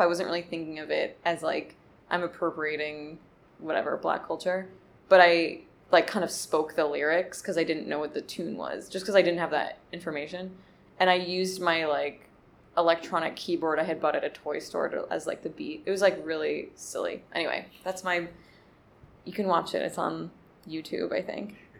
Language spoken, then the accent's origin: English; Montclair, New Jersey, United States; born or raised there; also born or lived in Overland Park, Kansas; now in Brooklyn, United States